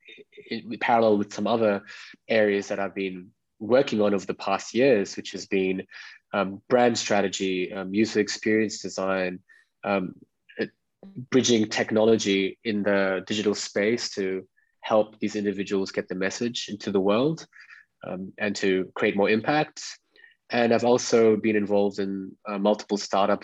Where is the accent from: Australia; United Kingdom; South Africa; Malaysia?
Australia; Perth, Western Australia; moved away as an adult; also born or lived in Mumbai, India / Dubai / Bali / Greece; I was born in Bombay. It's called Mumbai, now India. A family moved to Australia when I was 5 years old. And I was recollecting the memory when we were actually arriving on a Singapore Airlines flight into Perth, Western Australia.